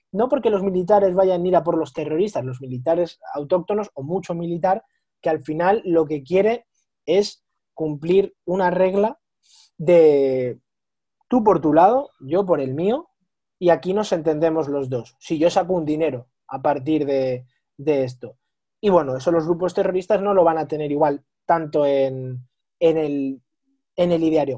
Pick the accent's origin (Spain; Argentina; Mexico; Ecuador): Spain; somos los tres españoles